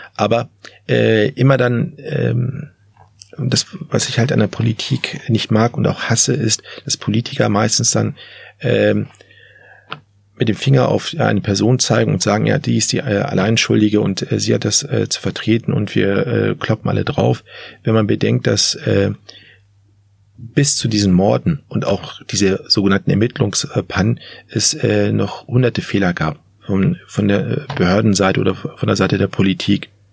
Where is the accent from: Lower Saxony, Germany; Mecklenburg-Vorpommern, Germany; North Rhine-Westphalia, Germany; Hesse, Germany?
Lower Saxony, Germany; Hanover; selbst als Hannoveraner